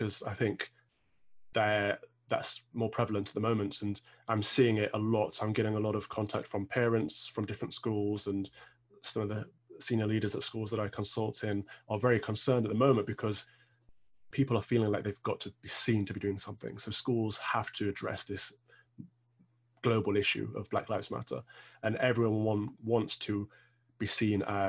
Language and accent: English; Midlands, United Kingdom; now in London, United Kingdom; I'm from the Midlands. We had lots of open space in our schools